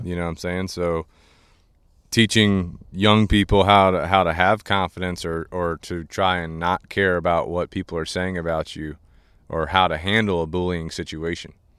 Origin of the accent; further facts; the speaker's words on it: Goose Creek, South Carolina, United States; we grew up in Goose Creek